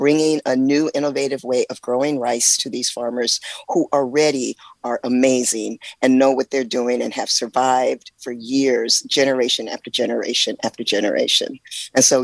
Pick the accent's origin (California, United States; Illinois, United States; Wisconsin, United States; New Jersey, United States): California, United States; moved away as an adult; also born or lived in Oakland, California; now in Mississippi, United States; I am from California, born and raised in California, and I was currently living in Oakland